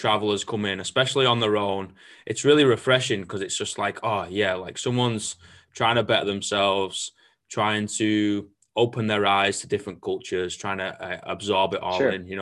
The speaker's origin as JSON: {"language": "English", "town": "Manchester", "region": "North West England", "country": "United Kingdom", "moved": "as an adult", "said": "I'm from Manchester"}